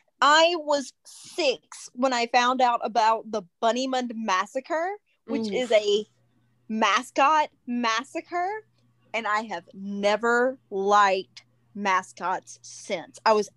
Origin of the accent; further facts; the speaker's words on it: California, United States; I'm from the West Coast. California, yay.